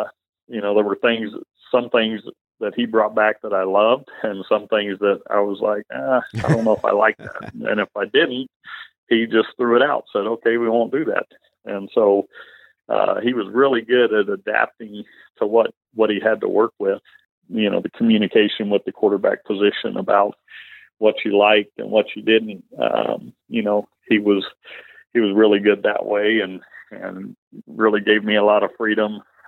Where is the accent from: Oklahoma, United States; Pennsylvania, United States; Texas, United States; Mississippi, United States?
Texas, United States; moved away as an adult; I grew up in Texas, a Cowboys fan